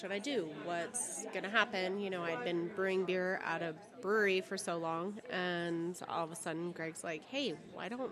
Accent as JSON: {"language": "English", "region": "East Coast", "country": "United States", "moved": "yes", "lives_now": "Arizona, United States", "said": "I'm from the East Coast"}